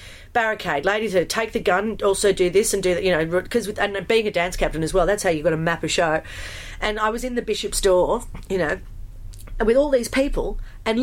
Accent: Australia; moved away; also born or lived in United Kingdom; being an Australian

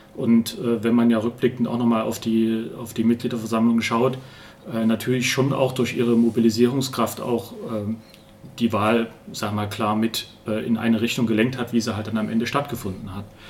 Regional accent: Ronneburg, Thuringia, Germany; moved away as an adult; also born or lived in Munich / Erfurt / Erlangen; now in Jena, Germany; ich komme ursprünglich aus Ronneburg

